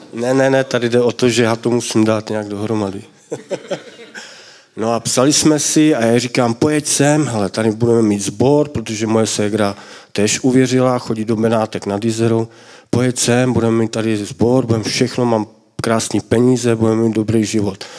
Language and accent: Czech; Mladá Boleslav, Central Bohemian Region, Czechia; já jsem z Mladé Boleslavy